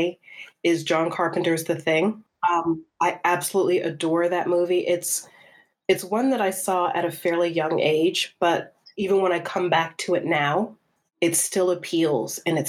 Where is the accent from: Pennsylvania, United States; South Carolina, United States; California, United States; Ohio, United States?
South Carolina, United States; Charleston; moved away as an adult; now in United Kingdom; I grew up in South Carolina